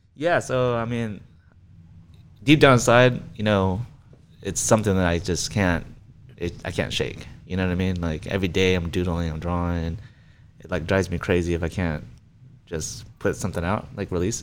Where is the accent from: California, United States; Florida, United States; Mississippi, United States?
California, United States; Riverside; I was born in Riverside. I mean, lived there my whole life.